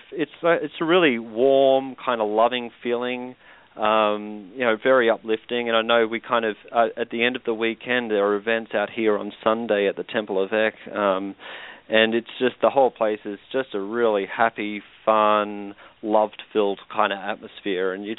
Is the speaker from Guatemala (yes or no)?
no; Australia; now in Chanhassen, United States; I'm from Australia. I live here now